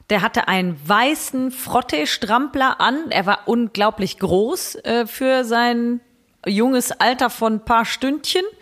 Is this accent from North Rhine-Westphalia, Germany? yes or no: yes; Bergisch Gladbach, North Rhine-Westphalia, Germany; born there; wir kommen ja gar nicht aus Bergisch Gladbach. Also wir sind da geboren, weil das Krankenhaus da besonders gut ist.